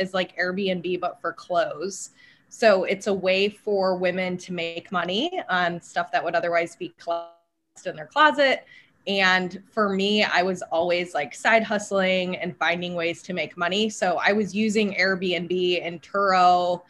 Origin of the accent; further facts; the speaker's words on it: Grand Rapids, Michigan, United States; moved away as an adult; now in Dallas, United States; I grew up in Grand Rapids, Michigan, and I moved to Dallas after I finished my undergrad